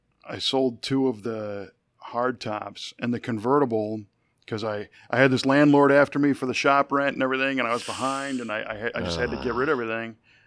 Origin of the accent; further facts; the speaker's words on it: Chicago, Illinois, United States; I grew up in the Chicago area.